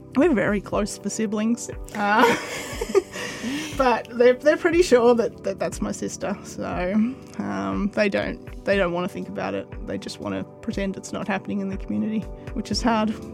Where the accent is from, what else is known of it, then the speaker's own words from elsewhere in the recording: Woodend, Victoria, Australia; now in Kyneton, Australia; I grew up in Woodend, so yeah, just down the road.